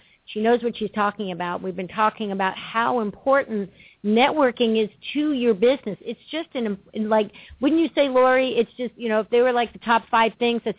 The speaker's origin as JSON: {"language": "English", "region": "New York", "country": "United States", "moved": "yes", "said": "Well, you know, I'm from New York, and that's how we do things up there, us Yankees."}